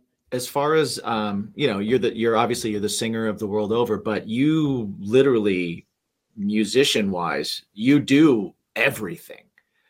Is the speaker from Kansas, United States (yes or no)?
no; Lafayette, Indiana, United States; moved away; also born or lived in Las Vegas; I'm actually from there, so to speak. Oh, no way. Yeah. I grew up like in near Purdue University, like Lafayette, which is about an hour south or an hour north of Indianapolis.